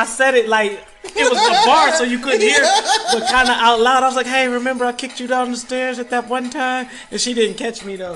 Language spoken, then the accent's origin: English; Detroit, Michigan, United States; I'm from Detroit